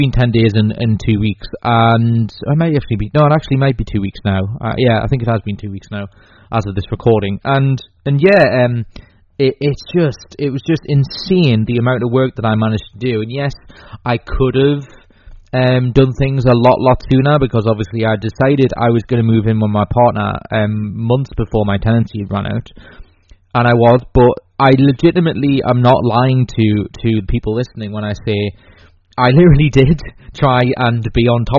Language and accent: English; England, United Kingdom; also born or lived in Newcastle; I'm English.